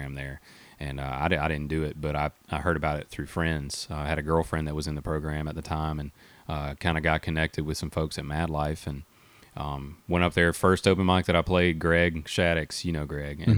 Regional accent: between Eatonton and Milledgeville, Georgia, United States; also born or lived in Putnam County, Georgia; I grew up there, born and raised

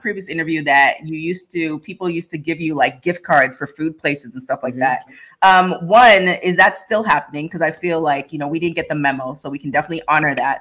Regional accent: Toronto, Ontario, Canada; now in Los Angeles, United States; I'm from Toronto

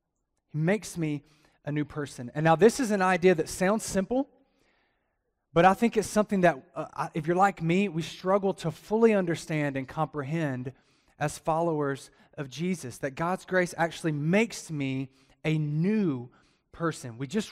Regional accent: the South, United States; I'm from the South. I'm used to people amening.

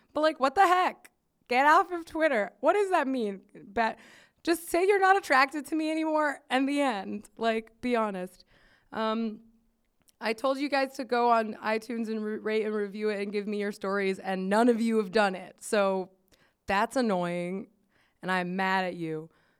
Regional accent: Miami, Florida, United States; moved away as an adult; also born or lived in Midwest

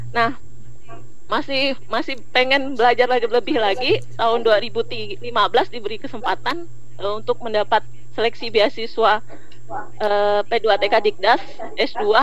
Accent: Ketapang, West Kalimantan, Indonesia; now in Sanggau, Indonesia; Padahal saya aslinya uh, Ketapang. Orang tua masih di Kabupaten Ketapang.

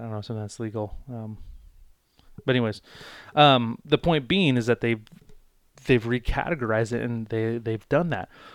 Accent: United States; as an American citizen, as someone living in the United States

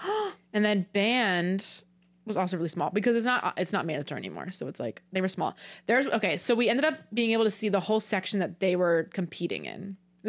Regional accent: Hamilton, New Jersey, United States; moved away; somehow knew I was from Hamilton. I don't know if it was connected to my account. I don't know why it would be, because I don't live in Hamilton.

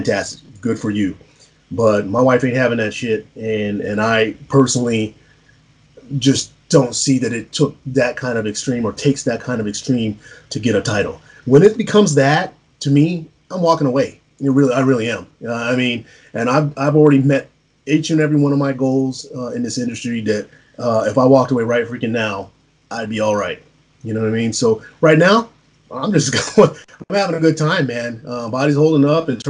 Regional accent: San Antonio, Texas, United States; I'm a mixed race individual growing up in San Antonio, Texas

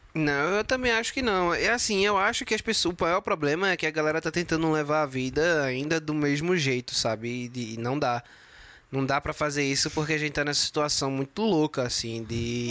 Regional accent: Brazil; como brasileiro

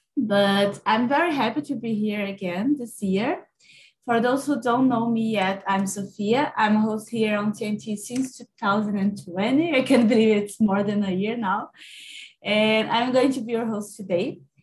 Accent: Minas Gerais, Brazil; English is a second language; now in São Paulo, Brazil; I'm from Minas Gerais, but I'm currently living in São Paulo.

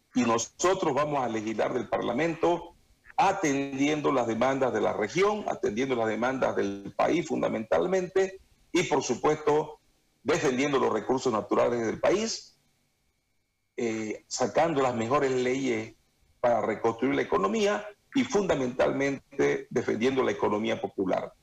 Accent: Santa Cruz, Bolivia; un tema que a mí me da mucha pena como cruceño es la, la hidroeléctrica Rosita

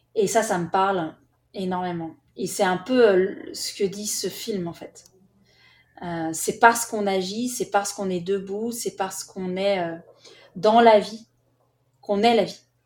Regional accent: France; on est français

